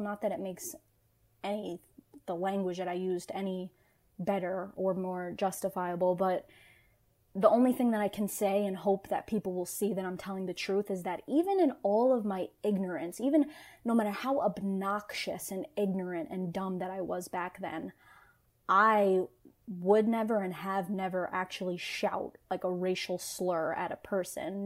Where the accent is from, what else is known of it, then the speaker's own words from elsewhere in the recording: New York City, New York, United States; I was born and raised in New York, so this this slang and vernacular that I was using, I grew up around.